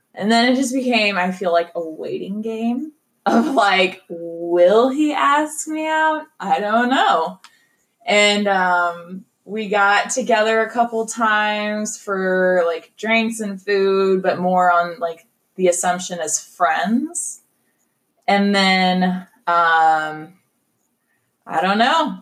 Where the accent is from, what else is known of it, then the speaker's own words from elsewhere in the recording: Kansas City, Kansas, United States; I'm a Kansas City girl. No, um, born and raised here